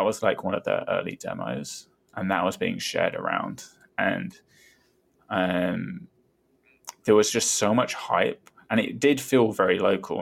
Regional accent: Brighton, South East England, United Kingdom; born or raised there

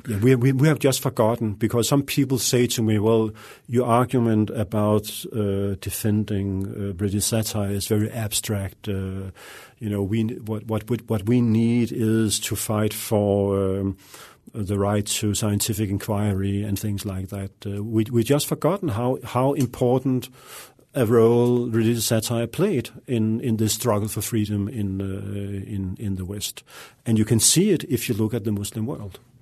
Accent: Denmark; moved away as an adult; also born or lived in Russia; I grew up in Denmark, a, a quiet, uh, peaceful, uh, relatively liberal, uh, country

